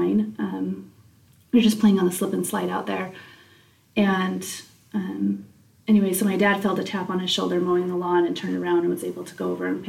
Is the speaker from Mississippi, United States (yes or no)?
no; Utah, United States; also born or lived in American Fork, Utah / Mayfield, Utah / Mount Pleasant, Utah; we moved from American Fork and we moved actually to Mayfield, Utah, which is down south. And so we did that in my middle school years